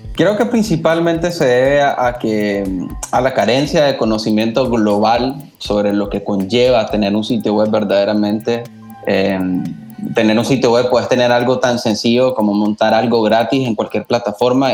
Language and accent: Spanish; Nicaragua; como, nicaragüenses